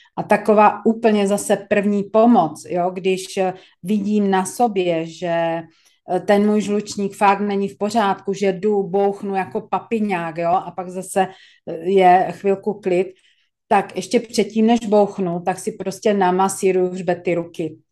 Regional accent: Czechia; jsme Češi

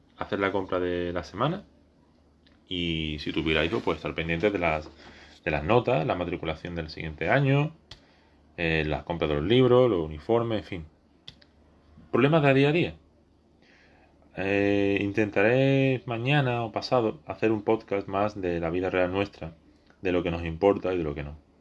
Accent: Spain; no soy catalán, soy español

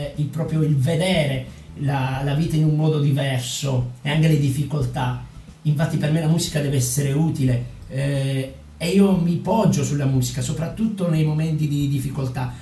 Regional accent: Villapiana, Calabria, Italy; moved away as an adult; now in Padua, Italy; non vedevo l'ora di lasciare il mio paesino calabrese. Io sono di Villa Piana, che è un paesino sulla costa ionica

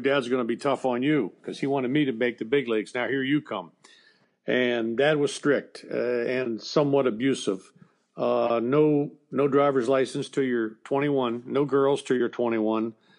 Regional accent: Steubenville, Ohio, United States; I was raised in Steubenville, Ohio

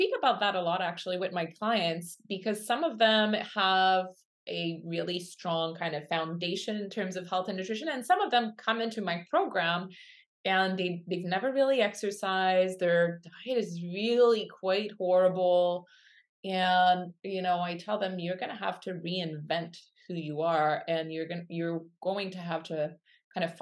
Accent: Quebec City, Quebec, Canada; now in Kamloops, Canada; I grew up in Quebec City and I'm a child of the 80s

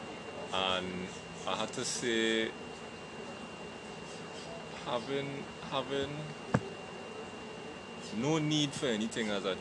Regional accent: Port of Spain, Trinidad & Tobago; I grew up in Laventil, Wharton Street. Went to school in Woodbrook, Newton Boys RC School. I had some family in Woodbrook. I grew up there

